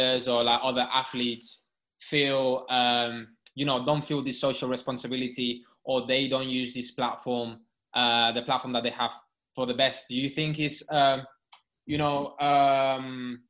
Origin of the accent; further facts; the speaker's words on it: Barcelona, Catalonia, Spain; now in United Kingdom; I was born in Barcelona. I've lived in the sea my whole life.